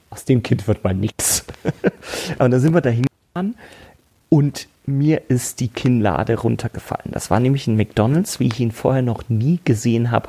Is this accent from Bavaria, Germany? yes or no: yes; Munich, Bavaria, Germany; Ich bin ja geboren und aufgewachsen in München. Und zwar wirklich in der Innenstadt München.